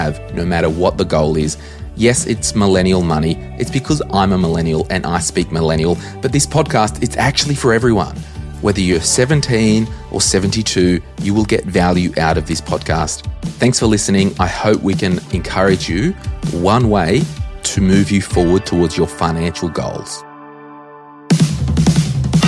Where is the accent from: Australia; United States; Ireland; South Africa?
Australia; we're Australian